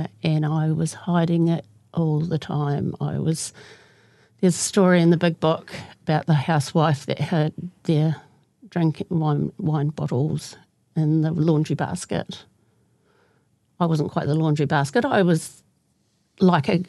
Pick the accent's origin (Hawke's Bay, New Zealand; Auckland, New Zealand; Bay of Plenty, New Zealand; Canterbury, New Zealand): Canterbury, New Zealand; Kaiapoi; I grew up in Kaipoi